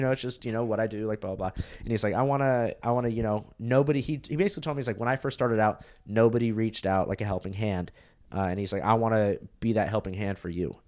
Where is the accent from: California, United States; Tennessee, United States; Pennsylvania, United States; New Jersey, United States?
California, United States; Huntington Beach; moved away as an adult; now in Austin, United States; That's where I was born, lived there for three years, and then I moved to California